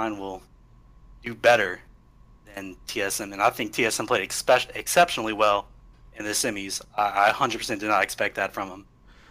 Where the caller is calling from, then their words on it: New Orleans, Louisiana, United States; I'm calling from New Orleans, Louisiana.